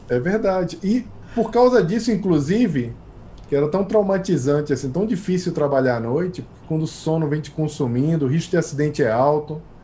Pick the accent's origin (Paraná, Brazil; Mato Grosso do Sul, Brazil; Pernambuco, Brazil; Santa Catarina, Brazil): Pernambuco, Brazil; Recife; also born or lived in Rio de Janeiro / United States; now in São Paulo, Brazil; eu sou pernambucano